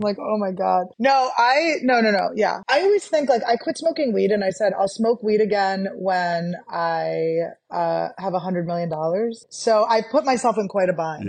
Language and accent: English; United States; Americans are s, we're so disgusting